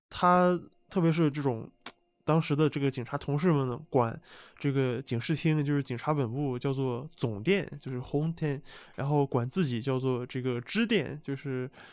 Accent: Qingdao, Shandong, China; 我作为一个中国人，我特别我又是山东青岛出生的

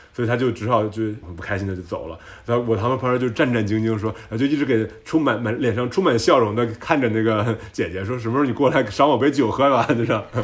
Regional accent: Tianjin, China; also born or lived in Shanghai, China / New York, United States / Sweden / France; now in Berlin, Germany; 我们天津人其实很保守

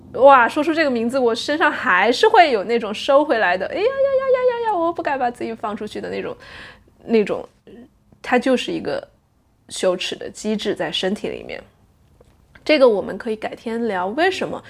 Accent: Sichuan, China; moved away as an adult; now in Netherlands; 作为一个中国人，一个四川人，是从小，从小吃回锅肉长大的人呀

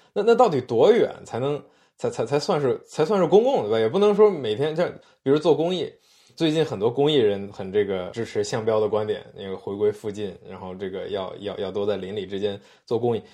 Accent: China; 我们来自中国，我们生在这儿

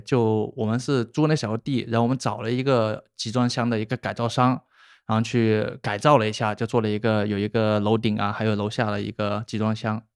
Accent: Shenzhen, Guangdong, China; also born or lived in Hubei; 我不算本地人，但应该就是大家称，就是现在大家聊的就是生二代吧，因为我老家是湖北人，然湖后北对，就是在很小的时候来的深圳

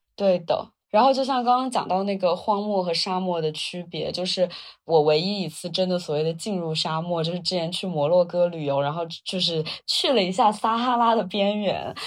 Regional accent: Wuhan, Hubei, China; 我在长江中下游平原长大

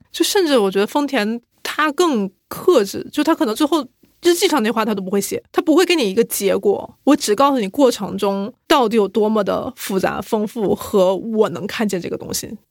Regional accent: China; 咱们是中国人

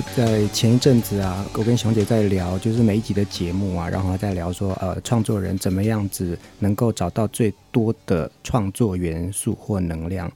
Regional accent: Taiwan; 我们自己台湾的在地人在做反思这件事情

